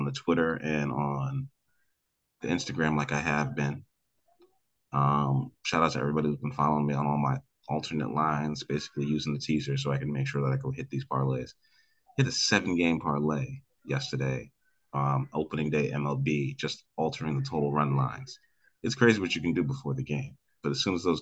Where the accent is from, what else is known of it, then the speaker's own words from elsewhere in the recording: New York, United States; we're from New York